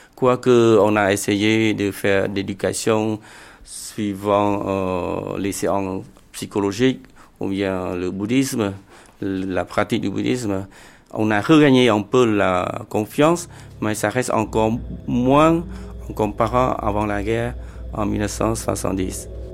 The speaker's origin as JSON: {"language": "French", "country": "Cambodia", "said": "je suis Khmer pour tout le monde"}